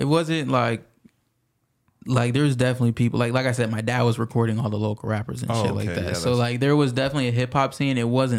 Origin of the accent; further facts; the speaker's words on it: Pasco, Washington, United States; I'm from Pasco, but yeah, it's three cities. So like if you combine all three of them, then it's kind of big.